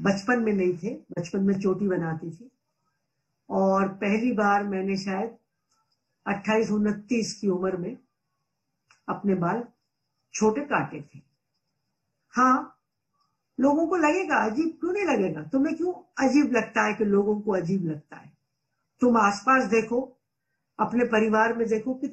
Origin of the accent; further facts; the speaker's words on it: Punjab, India; मैं 1946 में पंजाब में पैदा हुई और करोड़ों बच्चों के जैसे गांवों के स्कूल में गई